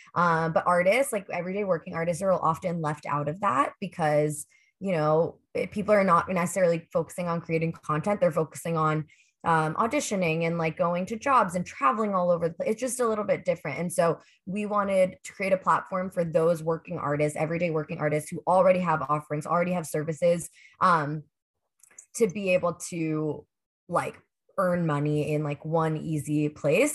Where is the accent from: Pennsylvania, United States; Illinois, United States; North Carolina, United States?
Pennsylvania, United States; Pittsburgh; moved away; I grew up in Pittsburgh